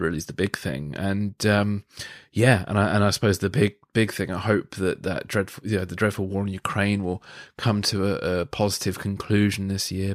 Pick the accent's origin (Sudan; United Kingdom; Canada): United Kingdom; England; as an Englishman